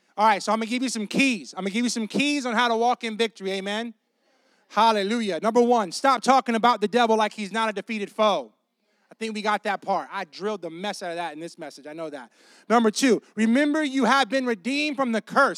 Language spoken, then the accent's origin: English; Tampa, Florida, United States; I'm from Tampa, and Claremont